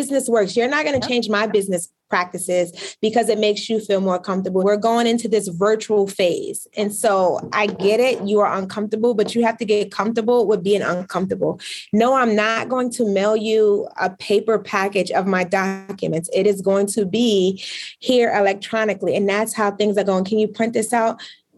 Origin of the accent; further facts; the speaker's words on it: Brooklyn, New York, United States; now in Albany, United States; I am from Brooklyn, New York. We did not grow up with a lot of money.